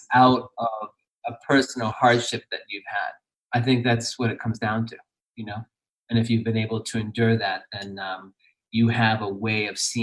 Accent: Boston, Massachusetts, United States; I grew up in Boston

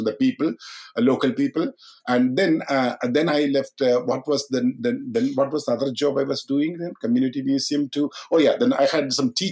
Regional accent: Kerala, India; moved away as an adult; now in Catskill, United States; I was born in Kerala

